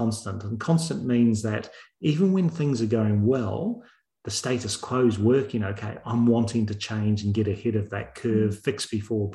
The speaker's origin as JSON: {"language": "English", "country": "New Zealand", "also_born_or_lived": "United Kingdom / Australia / Chicago / Netherlands", "moved": "yes", "said": "I'm from New Zealand. And New Zealand, we're not renowned for too many things, but our major thing is our rugby"}